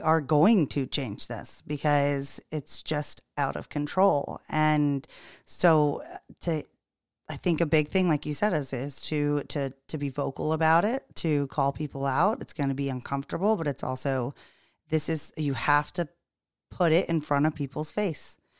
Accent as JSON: {"language": "English", "region": "the South", "country": "United States", "tie": "born or raised there", "moved": "yes", "lives_now": "Charleston, United States", "said": "growing up in the South and being back in the South"}